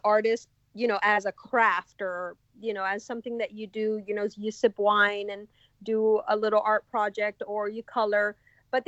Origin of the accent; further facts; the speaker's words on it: Miami, Florida, United States; now in Rabun Gap, Georgia, United States; I grew up in Miami where there's certain areas like the Wynwood Art District